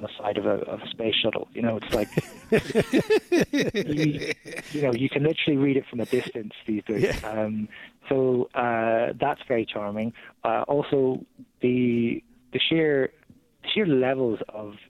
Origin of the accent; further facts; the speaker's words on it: Ireland; as an Irishman